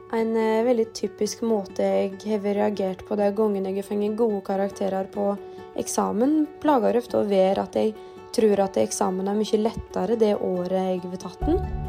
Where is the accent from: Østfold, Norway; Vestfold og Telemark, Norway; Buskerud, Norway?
Vestfold og Telemark, Norway; Rauland; Jeg kommer fra Rauland